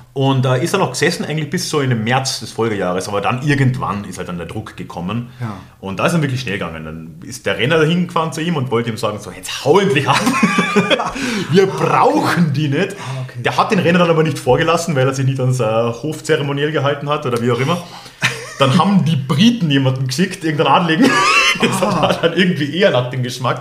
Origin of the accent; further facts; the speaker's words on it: Austria; moved away as an adult; also born or lived in Germany; so als Österreicher in Deutschland, also ich habe jetzt ja doch sechs Jahre in Deutschland gelebt